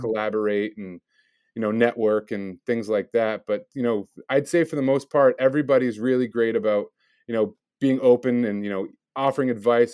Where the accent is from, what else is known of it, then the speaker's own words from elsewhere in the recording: Milford, United States; born and raised in Milford, although I traveled around the country a bit, but I, I ended up graduating from Milford High School